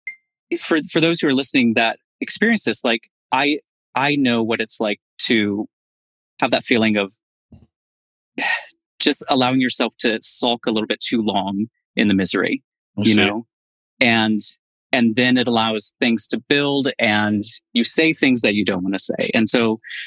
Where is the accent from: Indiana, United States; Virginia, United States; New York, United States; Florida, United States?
Indiana, United States; moved away; my home state of Indiana